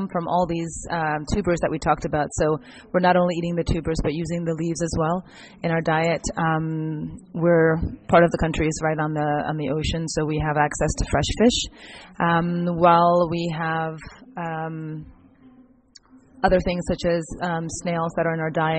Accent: Ghana; moved away; also born or lived in United States; I was born in Ghana, and my family moved to the U.S. due to political instability in Ghana

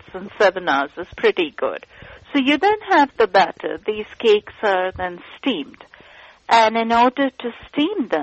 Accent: eastern India, India; I am from Eastern India, and my husband's from North India.

